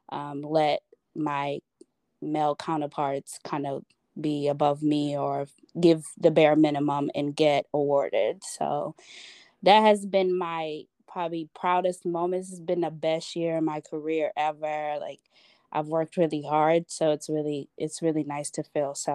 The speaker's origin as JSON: {"language": "English", "town": "Chicago", "region": "Illinois", "country": "United States", "lives_now": "Schaumburg, United States", "said": "I live in, I guess this would be Schaumburg, Illinois, or Chicago. And people hate when you say you're from Chicago and you don't live in Chicago, but I'm"}